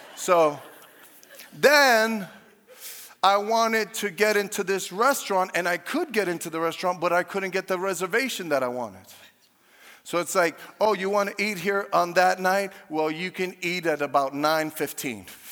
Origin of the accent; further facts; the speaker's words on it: New York, United States; moved away as an adult; now in Chicago, United States; I grew up in New York.